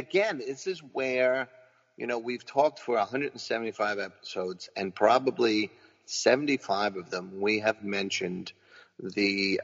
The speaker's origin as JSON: {"language": "English", "town": "New York City", "region": "New York", "country": "United States", "tie": "born or raised there", "said": "I'm a mutt, right? But I am, man. You know, I'm Irish. You know, for my whole life, I thought I was Irish and Spanish. It's actually Portuguese. That's what I find out. Because my mom doesn't know anything. God bless her. But all of that was filtered through the Bronx, you know."}